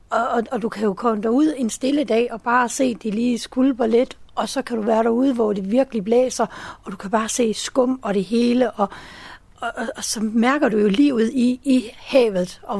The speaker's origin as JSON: {"language": "Danish", "region": "Zealand", "country": "Denmark", "said": "Jeg er oprindelig fra Sjælland."}